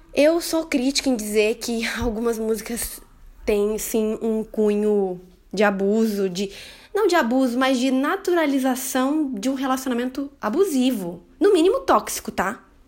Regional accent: interior of Paraná, Brazil; Eu sou do interior do Paraná

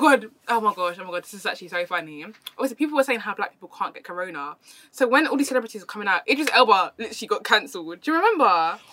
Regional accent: London, United Kingdom; also born or lived in Germany; I came from East London

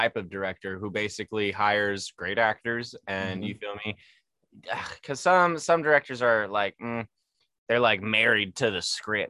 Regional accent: San Diego, California, United States; I'm from San Diego

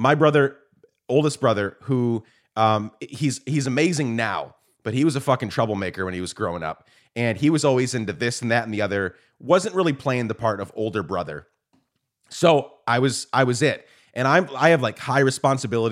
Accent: Guatemala; moved away; I grew up in Guatemala

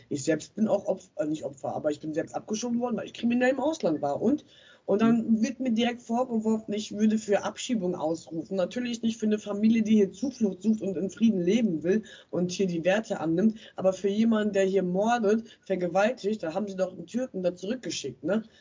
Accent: Bielefeld, North Rhine-Westphalia, Germany; ich komme aus Bielefeld

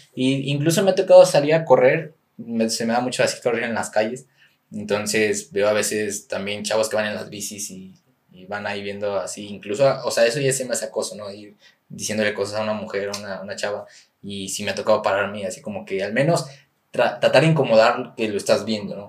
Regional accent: San Luis Potosí, Mexico; soy de la capital, que soy potosino

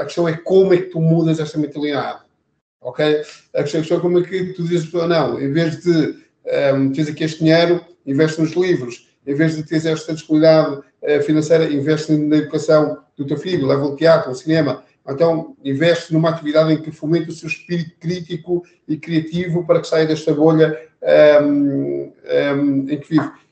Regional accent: Algés, Lisbon, Portugal; Eu nasci no bairro Barracas, em Algés

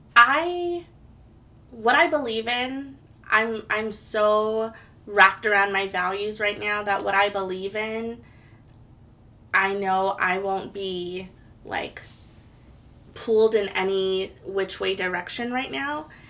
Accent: Hawaii, United States; moved away as an adult; now in Portland, United States; I was born and raised in Hawaii. I moved to Portland, Oregon in 2010.

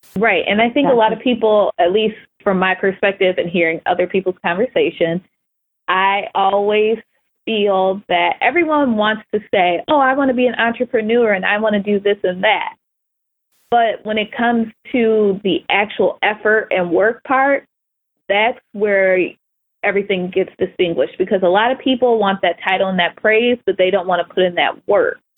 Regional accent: Ohio, United States; I'm from Ohio

